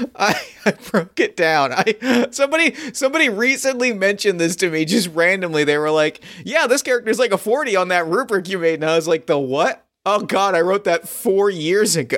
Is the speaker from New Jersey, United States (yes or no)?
yes; outside of Philly, New Jersey, United States; we grew up outside of Philly